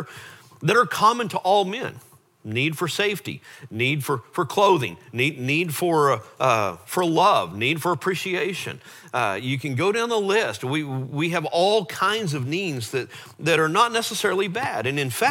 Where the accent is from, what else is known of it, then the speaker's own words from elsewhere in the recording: Lake Travis, Texas, United States; we grew up on Lake Travis